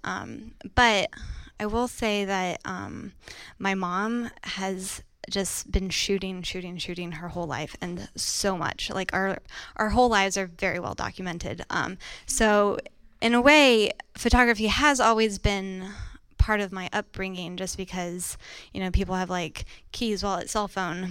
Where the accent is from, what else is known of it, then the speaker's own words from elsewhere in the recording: France; now in New York City, United States; I was born and raised in France